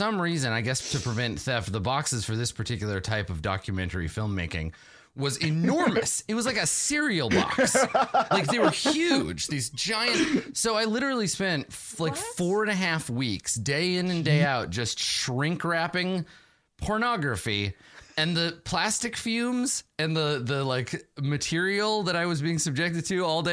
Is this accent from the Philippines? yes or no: no; Canada; I'm from Canada